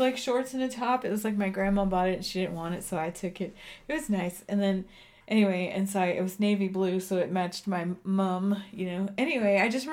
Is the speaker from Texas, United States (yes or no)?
yes; Texas, United States; now in Colorado, United States; I'm from Texas. So we wore homecoming mums